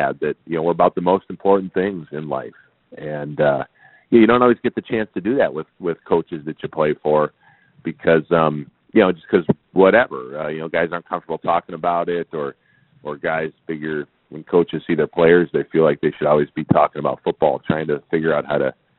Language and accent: English; St. Paul, Minnesota, United States; where I grew up in St. Paul, Minnesota in the 80s